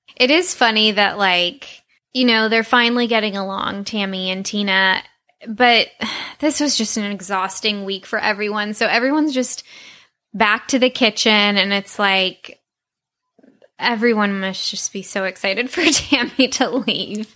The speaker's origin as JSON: {"language": "English", "town": "Santa Monica", "region": "California", "country": "United States", "tie": "born or raised there", "said": "growing up on Ocean Avenue"}